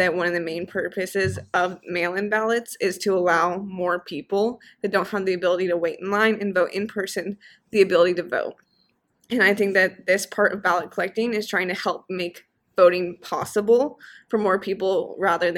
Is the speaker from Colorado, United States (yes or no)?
yes; Colorado, United States; I'm also from Colorado